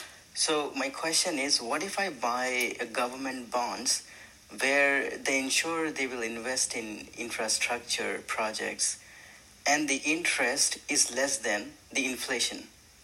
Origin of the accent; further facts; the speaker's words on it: India; I'm from India